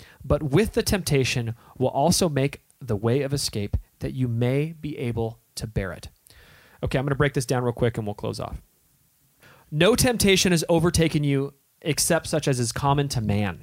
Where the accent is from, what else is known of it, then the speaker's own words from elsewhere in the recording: Southern California, United States; moved away; But we grew up in Southern California.